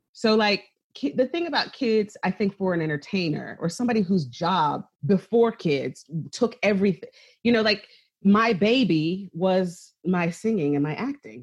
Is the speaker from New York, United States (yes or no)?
no; right outside of Philadelphia, Pennsylvania, United States; I grew up right outside of Philadelphia